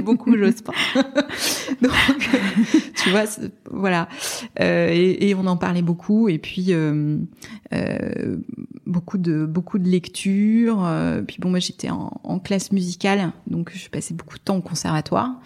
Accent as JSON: {"language": "French", "town": "Strasbourg", "region": "Grand Est", "country": "France", "moved": "yes", "lives_now": "Paris, France", "said": "je suis, je, suis, provinciale, je viens de Strasbourg"}